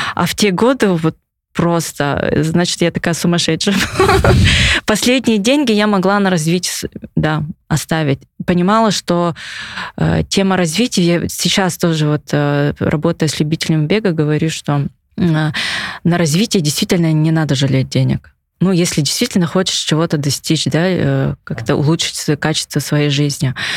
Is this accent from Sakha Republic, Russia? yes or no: yes; Yakutia, Sakha Republic, Russia; я прям это хочу, чтобы в родном городе, в республике этот вид спорта развивался